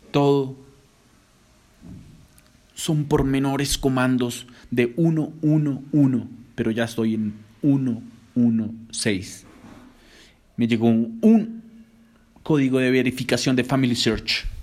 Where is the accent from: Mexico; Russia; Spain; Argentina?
Russia; Moscow; born there; Yo nací en Moscú, de papá colombiano, de mamá rusa.